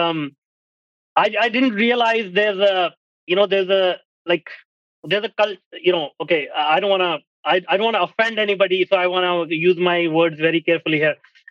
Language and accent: English; India; moved away as an adult; now in Canada; I'm an Indian.